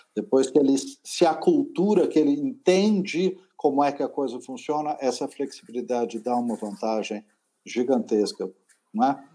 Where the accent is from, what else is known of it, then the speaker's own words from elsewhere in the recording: Brazil; como brasileiro